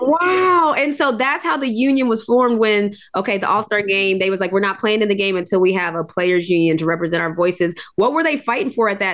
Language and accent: English; West Virginia, United States; I'm from West Virginia